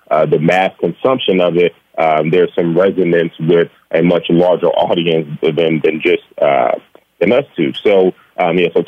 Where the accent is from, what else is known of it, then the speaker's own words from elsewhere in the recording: Gary, Indiana, United States; moved away as an adult; also born or lived in Iowa; we are uh, born and raised in Gary, Indiana. Uh, we actually grew up uh, a rock's throw from each other uh, on the same block.